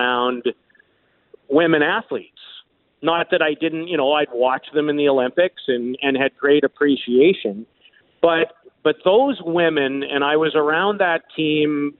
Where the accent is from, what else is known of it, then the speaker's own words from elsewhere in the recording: Saskatoon, Saskatchewan, Canada; when I was growing up in Saskatoon, I was 12 years old